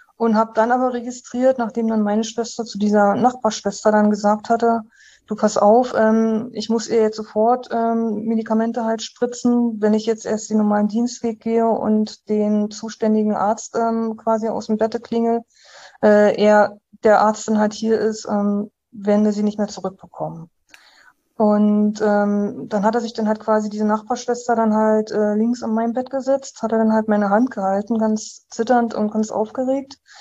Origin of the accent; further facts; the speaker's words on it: Uckermark, Brandenburg, Germany; ich äh, bin gebürtige Brandenburgerin. Ich bin aus dem Landkreis ähm, Uckermark. Dort habe ich äh, quasi, ja, dort wurde ich halt geboren, ähm, habe dort halt ähm, 18 Jahre in so einer Kleinstadt gewohnt